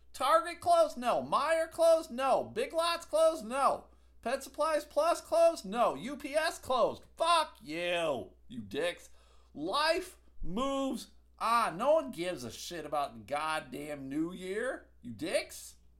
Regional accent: Buffalo, New York, United States; now in Grand Rapids, United States; I grew up in Buffalo, currently living in Grand Rapids, Michigan

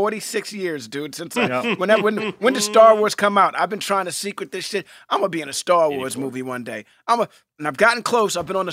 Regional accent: New York City, New York, United States; You know, I grew up in New York City. My parents belonged to a theater in Harlem.

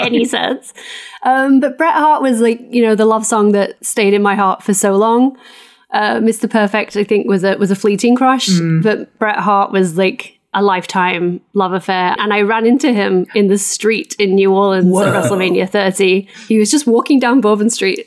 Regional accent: England, United Kingdom; moved away as an adult; also born or lived in New York; now in Los Angeles, United States; I live in California now. As you can tell, I'm English originally. Now an American citizen

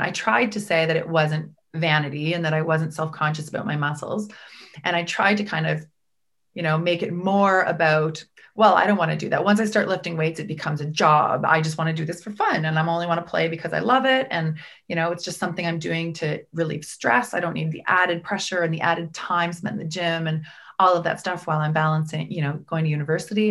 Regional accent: Prince Edward Island, Canada; I grew up in Prince Edward Island

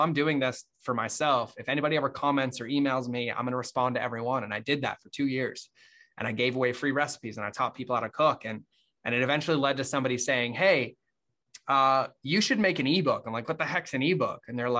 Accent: Massachusetts, United States; moved away as an adult; I grew up in Massachusetts

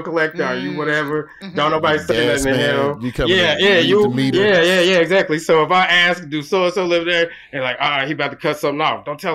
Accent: Oklahoma, United States; moved away; I'm from Oklahoma

